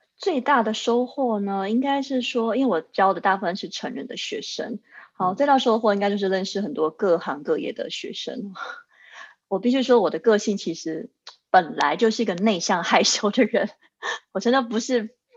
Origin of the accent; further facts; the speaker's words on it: Taichung, Taiwan; moved away as an adult; now in Zurich, Switzerland; 当年在台中，因为我是台中人